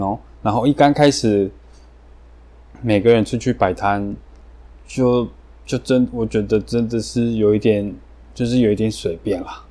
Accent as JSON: {"language": "Chinese", "country": "Colombia", "tie": "born or raised there", "second_language": "Chinese", "moved": "as an adult", "lives_now": "Taiwan", "said": "我爸妈是台湾人，然后他们大概快， 快四十年前移民到哥伦比亚。对。所以我在那边出生长大"}